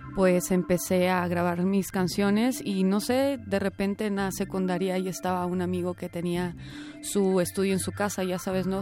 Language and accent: Spanish; Puerto Vallarta, Jalisco, Mexico; also born or lived in Monclova; now in Guadalajara, Mexico; yo nací en la ciudad de Monclova, pero crecí en Puerto Vallarta